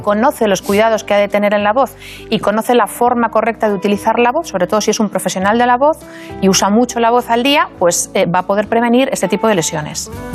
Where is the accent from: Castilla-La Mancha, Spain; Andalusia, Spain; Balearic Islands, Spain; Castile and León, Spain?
Castile and León, Spain; Valladolid; moved away as an adult; now in Madrid, Spain; yo soy vallisoletana. Mm, ah. Me siento de allí, aunque no nací allí, un poco por, circunstancias familiares, pero me he criado en Valladolid y siento que es mi ciudad